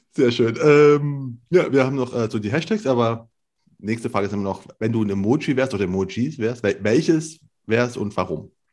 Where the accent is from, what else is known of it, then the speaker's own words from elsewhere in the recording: near Leipzig, Saxony, Germany; ich bin aus Leipzig, ne, aus der Nähe von Leipzig